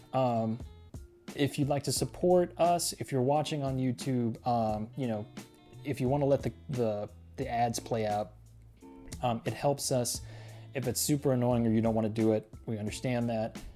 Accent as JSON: {"language": "English", "town": "Laredo", "region": "Texas", "country": "United States", "tie": "born or raised there", "said": "born in Laredo"}